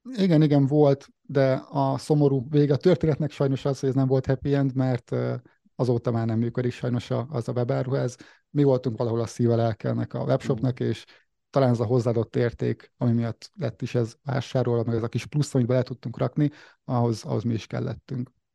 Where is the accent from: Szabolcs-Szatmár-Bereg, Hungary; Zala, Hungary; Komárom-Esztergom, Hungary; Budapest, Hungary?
Szabolcs-Szatmár-Bereg, Hungary; Nyíregyháza; 1989-ben születtem március végén, Nyíregyházán láttam meg a napvilágot